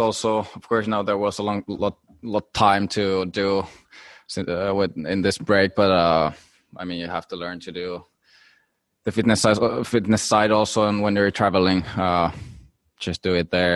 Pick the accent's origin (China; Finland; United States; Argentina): Finland; when you're from small country like Finland